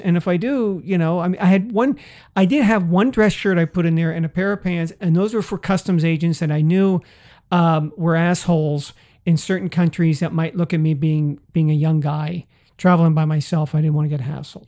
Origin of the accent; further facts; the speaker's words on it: San Francisco, California, United States; I grew up in a big city. I grew up in San Francisco